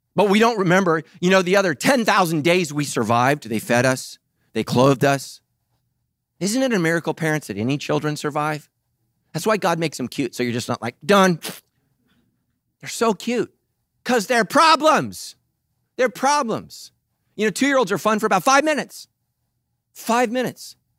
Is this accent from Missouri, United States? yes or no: no; Sacramento, California, United States; I grew up in Sacramento